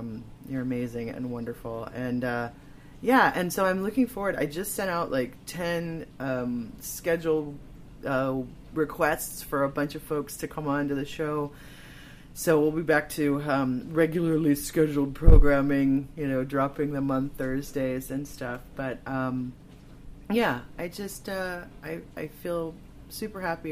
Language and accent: English; Chicago, Illinois, United States; moved away; where I grew up in Chicago.